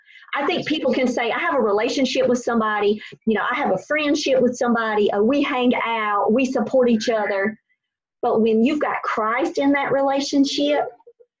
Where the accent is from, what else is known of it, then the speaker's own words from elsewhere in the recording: Robeson County, North Carolina, United States; We're from Robinson County